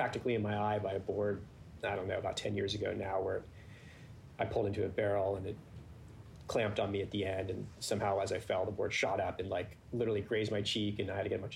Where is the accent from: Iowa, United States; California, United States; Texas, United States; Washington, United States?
California, United States; Northern; I was from Northern California.